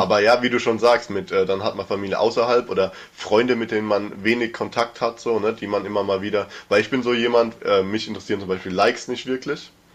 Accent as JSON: {"language": "German", "town": "Mörsch", "region": "Rhineland-Palatinate", "country": "Germany", "tie": "born or raised there", "said": "wir sind ja generell da in dem Dorf geboren"}